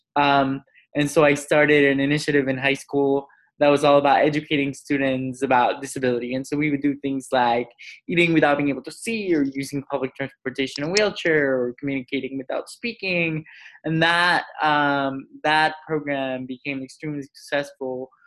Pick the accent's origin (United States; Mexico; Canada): Mexico; I grew up in Mexico